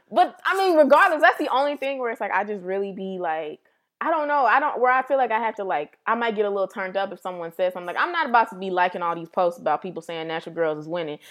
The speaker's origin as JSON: {"language": "English", "town": "St. Louis", "region": "Missouri", "country": "United States", "said": "we're from Saint Louis"}